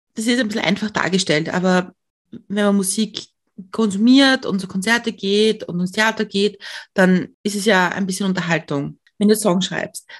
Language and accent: German; Lower Austria, Austria; ich bin in Niederösterreich aufgewachsen